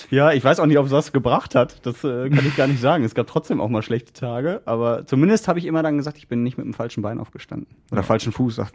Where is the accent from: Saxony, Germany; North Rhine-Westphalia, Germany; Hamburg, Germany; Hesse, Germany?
North Rhine-Westphalia, Germany; Essen; Weil ich bin auf der Margaretenhöhe aufgewachsen und wohne da immer noch.